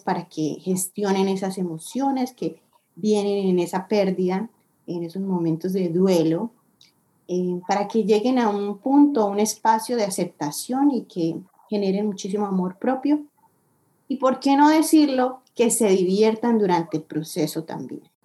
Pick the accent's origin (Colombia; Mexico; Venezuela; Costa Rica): Colombia; moved away as an adult; now in United States; soy colombiana, llevo ocho años viviendo en Estados Unidos ya